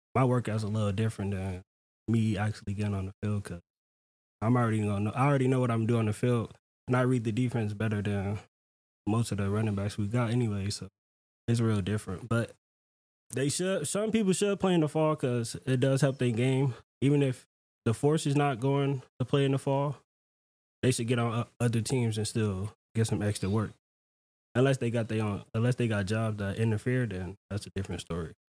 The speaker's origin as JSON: {"language": "English", "town": "Houston", "region": "Texas", "country": "United States", "moved": "yes", "said": "I'm from Houston"}